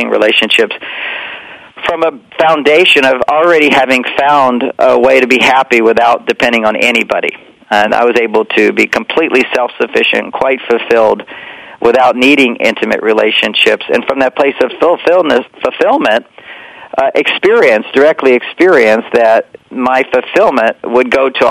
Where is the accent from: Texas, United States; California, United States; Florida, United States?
Texas, United States; Houston; we were, you know, straight Christian family as well and growing up in Texas